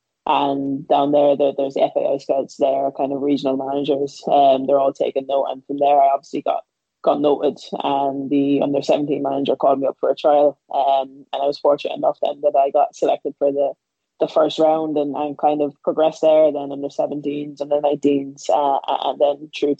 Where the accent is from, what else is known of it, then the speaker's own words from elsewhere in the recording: Wexford, Leinster, Ireland; moved away as an adult; also born or lived in England; now in Brighton, United Kingdom; So I'm from Wexford, obviously in the southeast of Ireland. So my mom was born and bred in Wexford. She moved to London when she was 21 or 22. And from there, she met my dad, who was from Jamaica.